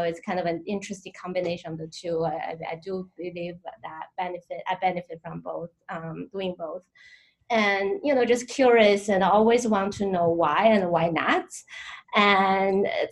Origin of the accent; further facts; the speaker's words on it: Tianjin, China; moved away as an adult; also born or lived in Milwaukee, Wisconsin, United States; now in United States; I was brought up in northern China. My hometown is a beautiful harbor